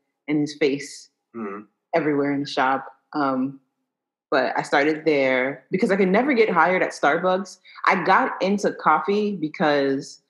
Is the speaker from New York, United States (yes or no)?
yes; New York City, New York, United States; I'm from Brooklyn, born and raised in Brooklyn.